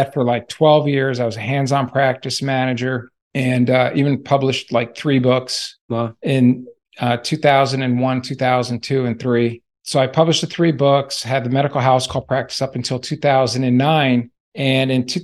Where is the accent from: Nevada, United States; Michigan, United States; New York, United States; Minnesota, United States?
Nevada, United States; Las Vegas; moved away as an adult; also born or lived in New Jersey; I originally came from New Jersey and moved to Las Vegas, Nevada in 1969. My parents brought me there.